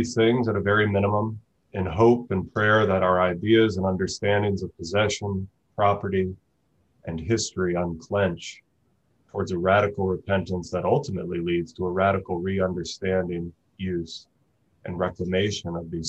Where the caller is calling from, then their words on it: Tucson, Arizona, United States; I'm joining today from Tucson, Arizona, which is located on the traditional and occupied homelands of the Tohono O'odham Nation and its people